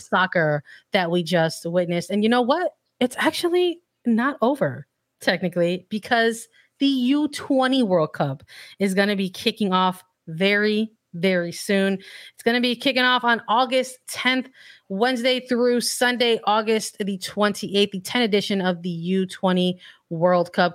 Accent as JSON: {"language": "English", "region": "Illinois", "country": "United States", "said": "I'm from Illinois"}